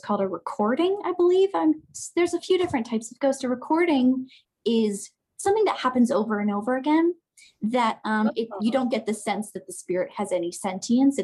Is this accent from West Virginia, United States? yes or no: yes; Parkersburg, West Virginia, United States; There's this huge, beautiful hotel in my hometown, is Parkersburg, West Virginia